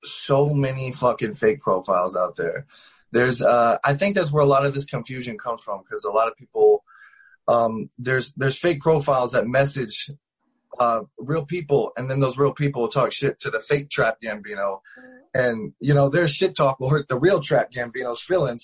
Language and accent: English; Ohio, United States; now in Las Vegas, United States; I started out in Ohio. I'm from Ohio, small town